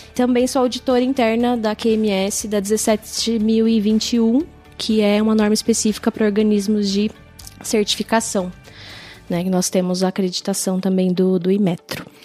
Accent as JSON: {"language": "Portuguese", "town": "São Bernardo do Campo", "region": "São Paulo", "country": "Brazil", "accent": "puxa o R", "said": "Eu sou de São Bernardo do Campo, a gente puxa o R lá em São Bernardo"}